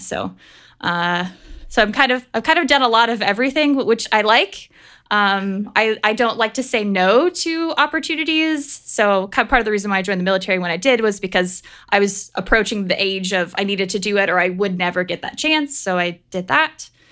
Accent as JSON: {"language": "English", "region": "Pennsylvania", "country": "United States", "tie": "born or raised there", "said": "I grew up in Pennsylvania"}